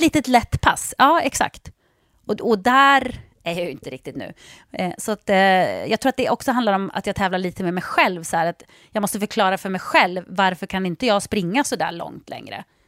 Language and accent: Swedish; Jokkmokk, Norrbotten County, Sweden; jag är uppväxt i Jokkmokk.